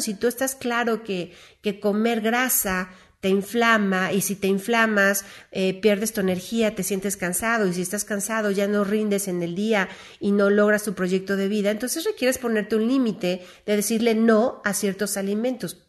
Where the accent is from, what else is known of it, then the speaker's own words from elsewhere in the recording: Mexico; como mexicanos